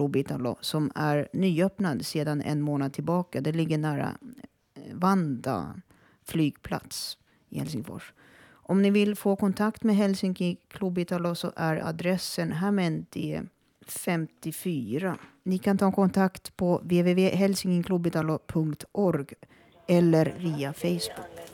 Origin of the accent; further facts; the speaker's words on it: Sweden; first language Finnish; Swedish is a second language; Finska är mitt modersmål och det var det jag lärde mig. Jag lärde mig prata svenska först när jag var sju år. Fast jag bodde i Sverige då